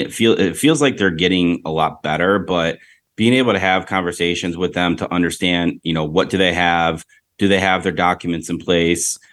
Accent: Rochester, New York, United States; now in Tampa, United States; I'm from Western New York, Rochester, New York

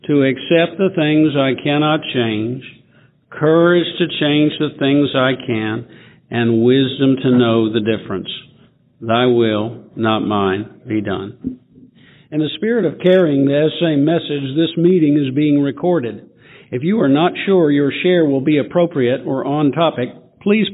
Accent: Memphis, Tennessee, United States; also born or lived in Nashville, Tennessee; I'm a sexaholic. I'm from Memphis, Tennessee. Got sober in Nashville, Tennessee, until moving back to Memphis about 10 years ago

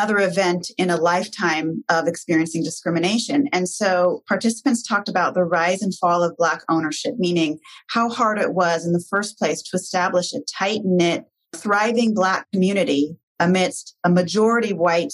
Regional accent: Portland, Oregon, United States; this is my hometown community

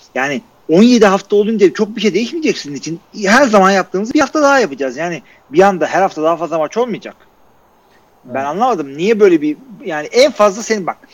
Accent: Turkey; Akdeniz memleketi bizimkisi gibi kanları kaynıyor.

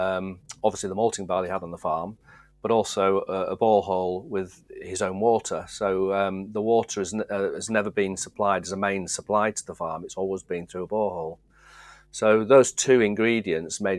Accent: Driffield, Yorkshire and the Humber, United Kingdom; also born or lived in Skipton, Yorkshire; I was born in Skipton, actually. So Yorkshire's a big old county. Yeah. And I was born almost the west, furthest west you could go, probably, settle a bit further in Yorkshire. And then we moved over to the east coast, into the sort of Driffield area, which is a very agricultural grain area, as my dad worked in the industry as well. So I used to grew up in that area

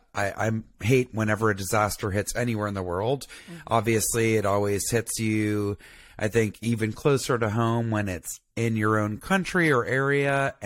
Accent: Atlanta, Georgia, United States; also born or lived in Tuscaloosa, Alabama; I grew up in Atlanta.

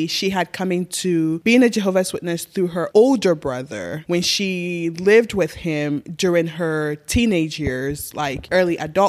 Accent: Ghana; moved away; also born or lived in Nigeria; I grew up in Africa.

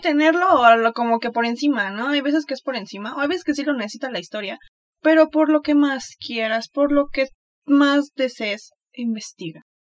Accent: Mexico; soy mexicana

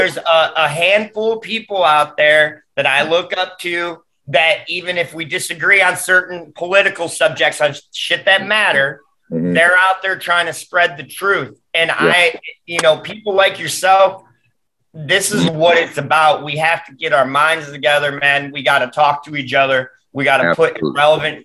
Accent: Detroit, Michigan, United States; growing up in the Metro Detroit

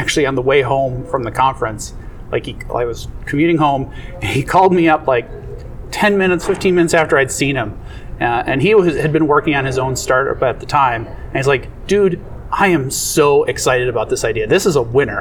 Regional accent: Minnesota, United States; my hometown, Minnesota

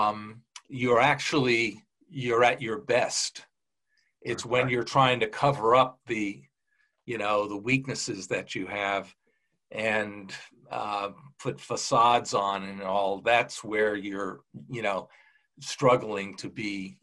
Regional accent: Huntington, New York, United States; I grew up on Long Island in a place called Huntington

